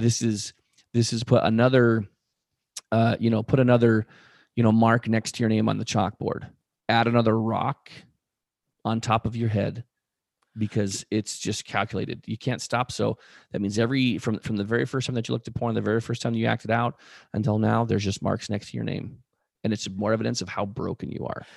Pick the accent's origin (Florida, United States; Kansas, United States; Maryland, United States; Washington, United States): Washington, United States; Spokane; where we grew up in Spokane